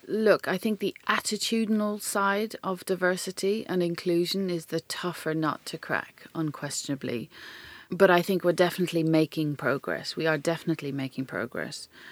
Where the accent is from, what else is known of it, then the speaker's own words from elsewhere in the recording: Ireland; accent: Irish; moved away; I could use my Irish accent